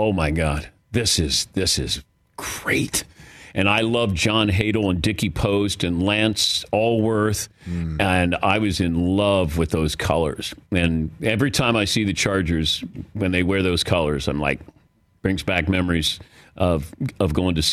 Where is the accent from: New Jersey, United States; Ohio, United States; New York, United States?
Ohio, United States; Zanesville; also born or lived in Mason, Ohio; I grew up in Zanesville, Ohio